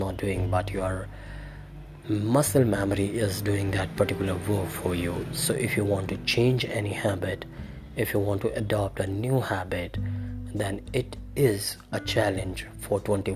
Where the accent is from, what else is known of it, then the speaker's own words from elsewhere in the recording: India; I am from India.